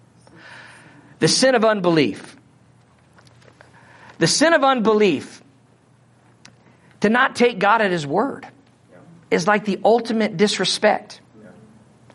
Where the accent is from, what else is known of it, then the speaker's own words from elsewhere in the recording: Missouri, United States; accent: Missouri; my Missouri accent